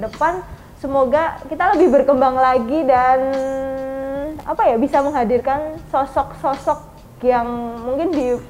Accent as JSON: {"language": "Indonesian", "town": "Klaten", "region": "Central Java", "country": "Indonesia"}